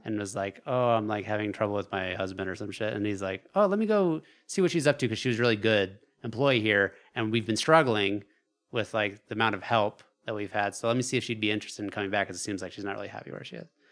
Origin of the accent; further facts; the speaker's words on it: Alaska, United States; growing up in Alaska